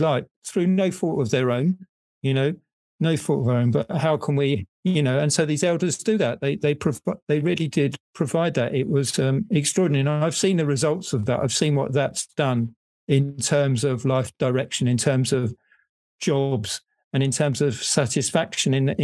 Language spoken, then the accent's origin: English; England, United Kingdom; now in Netherlands; I'm English, I live in the Netherlands